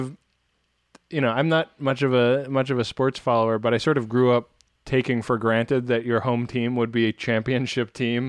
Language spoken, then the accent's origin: English; California, United States; I grew up in the Bay Area, and when I was a kid, the 49ers like pretty routinely won the Super Bowl